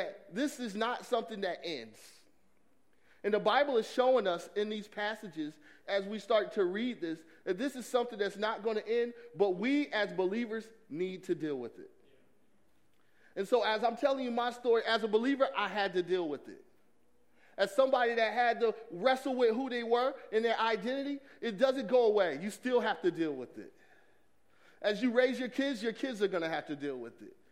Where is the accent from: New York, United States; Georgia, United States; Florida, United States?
Georgia, United States; Atlanta; I grew up in Atlanta, Georgia